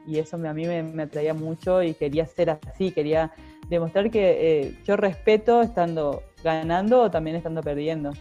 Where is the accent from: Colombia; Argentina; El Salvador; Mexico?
Argentina; soy muy argentina.